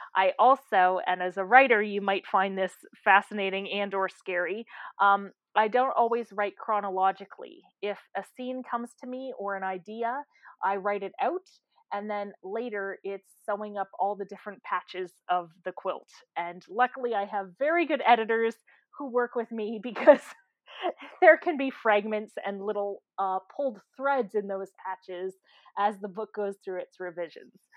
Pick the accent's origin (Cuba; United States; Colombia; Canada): Canada; I am a Canadian